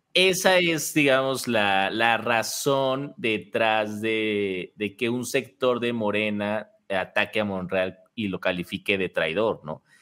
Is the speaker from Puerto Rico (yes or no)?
no; Mexico; todos los mexicanos